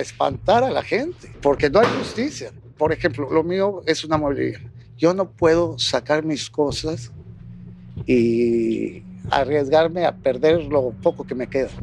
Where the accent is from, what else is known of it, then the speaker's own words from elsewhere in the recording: Acapulco, Guerrero, Mexico; Yo soy de Acapulco